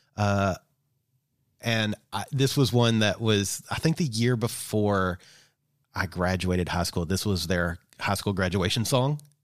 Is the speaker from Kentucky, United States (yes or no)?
yes; Kentucky, United States; growing up in Kentucky